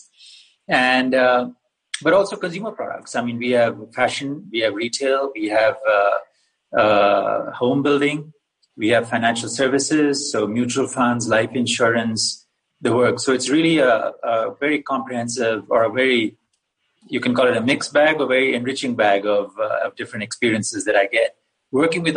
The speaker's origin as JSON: {"language": "English", "region": "Kerala", "country": "India", "said": "I'm from India, southwest corner of a place called Kerala"}